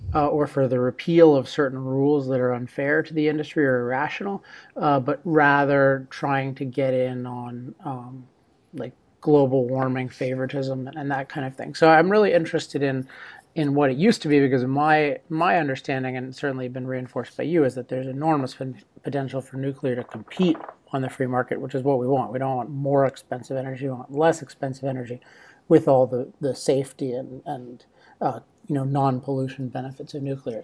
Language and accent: English; Maryland, United States; now in Laguna Beach, United States; my home state of Maryland, my old home state of Maryland